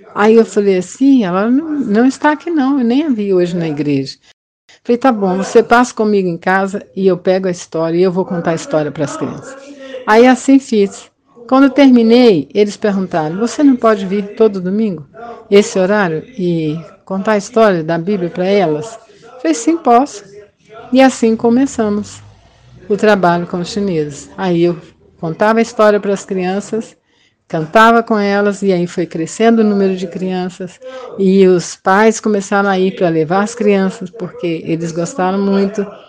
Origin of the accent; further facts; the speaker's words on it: Belo Horizonte, Minas Gerais, Brazil; Nasci em Belo Horizonte em 1951